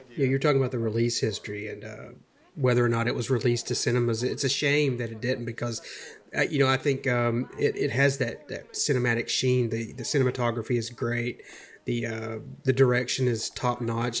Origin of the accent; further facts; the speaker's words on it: Georgia, United States; I grew up around Georgia, and I currently reside there